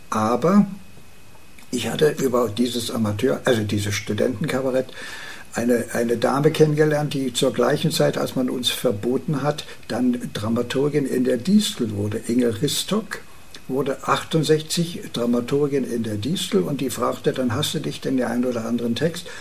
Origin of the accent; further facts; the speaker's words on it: Herzberg, Brandenburg, Germany; meiner Heimatstadt Herzberg an der Schwachten Elster